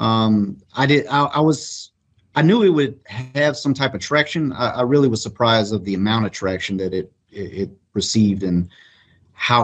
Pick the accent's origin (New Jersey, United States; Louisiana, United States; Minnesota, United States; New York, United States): Louisiana, United States; Eunice; moved away; I was born in Eunice, Louisiana.